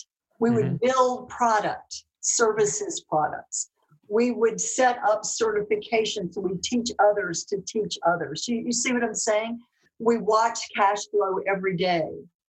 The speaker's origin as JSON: {"language": "English", "town": "Dallas", "region": "Texas", "country": "United States", "accent": "Southern", "said": "You know, all dressed up in my Dallas clothes, you know, with my little Southern accent in Scotland and Russia and France and Germany."}